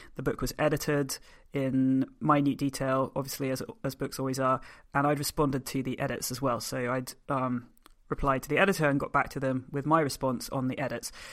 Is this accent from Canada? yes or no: no; United Kingdom; I'm a British force-free gun dog trainer.